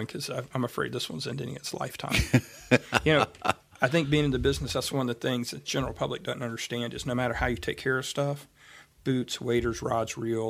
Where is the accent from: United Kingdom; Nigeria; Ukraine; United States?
United States; Atlanta, Georgia; We grew up fishing trout on the Hooch in Atlanta.